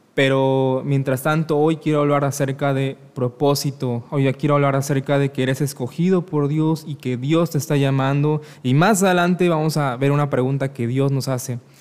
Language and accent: Spanish; Mexico; soy de México